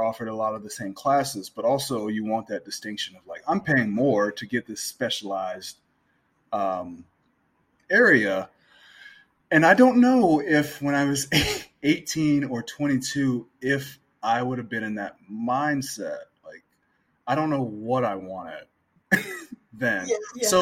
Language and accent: English; Gary, Indiana, United States; I grew up I'm from Northwest Indiana. I'm from Gary